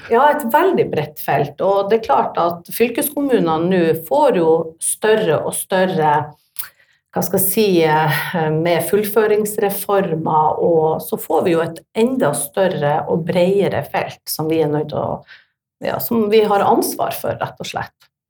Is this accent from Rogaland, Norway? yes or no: no; Tromsø, Troms, Norway; jeg er fra Tromsø